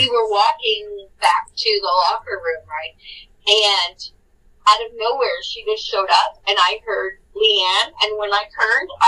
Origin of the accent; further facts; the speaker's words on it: San Bernardino, California, United States; growing up in San Bernardino, which is not a good city